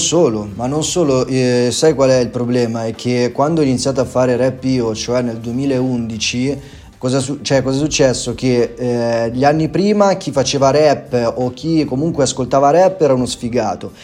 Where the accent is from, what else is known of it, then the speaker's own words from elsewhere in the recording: Erba, Lombardy, Italy; Vengo dalla provincia di Como, precisamente da Erba